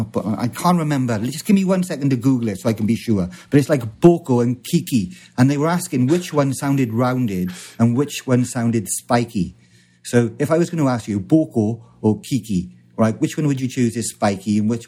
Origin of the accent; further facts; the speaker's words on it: South East England, United Kingdom; Oh, I speak Kent. I'm from Kent.